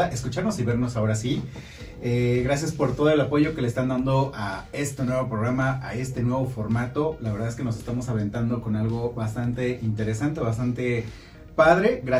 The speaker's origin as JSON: {"language": "Spanish", "region": "Puebla", "country": "Mexico", "said": "soy de Puebla."}